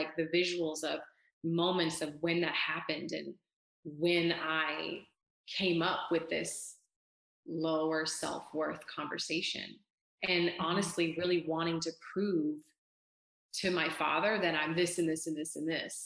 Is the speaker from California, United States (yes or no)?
yes; California, United States; moved away as an adult; now in Texas, United States; I'm from California, born and raised